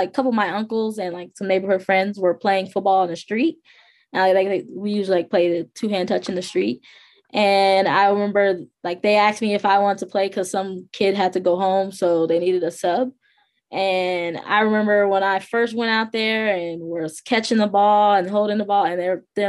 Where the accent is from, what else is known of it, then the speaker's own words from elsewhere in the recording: Harvey, Illinois, United States; I grew up in Harvey, Illinois